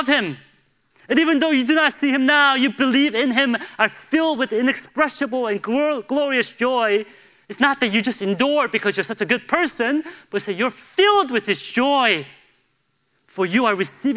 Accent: Buffalo Grove, Illinois, United States; also born or lived in St. Louis; Buffalo Grove? Like, my hometown?

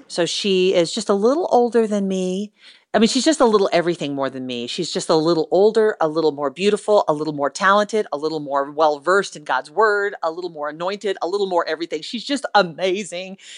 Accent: United States; I am an American

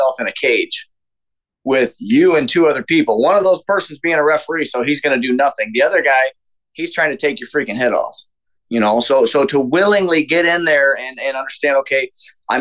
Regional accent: Chesterton, Indiana, United States; also born or lived in Houston, Texas; my hometown, Chesterton

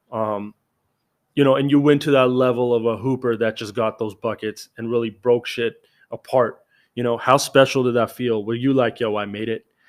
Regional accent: Canada; As a Canadian

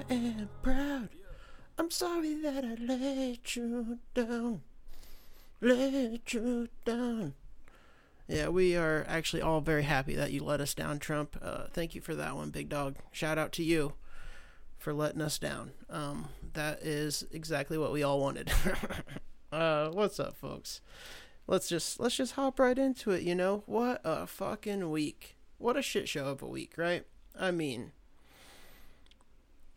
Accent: United States; part of being an American

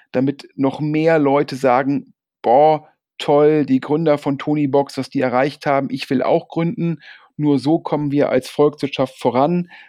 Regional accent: Düsseldorf, North Rhine-Westphalia, Germany; Ich persönlich bin ja auch als Düsseldorfer so ein bisschen ja, Lokalpatriot und freue mich sehr, dass eine Düsseldorfer Firma so erfolgreich ist

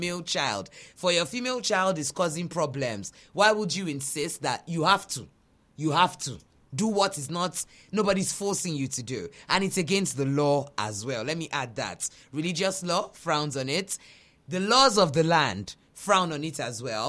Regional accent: Nigeria; we're Nigerian

